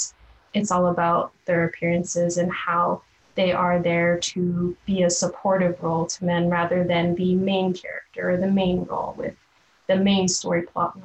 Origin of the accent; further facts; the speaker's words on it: Philippines; oh, sorry, I'm not Japanese. Sounds like I'm Filipino.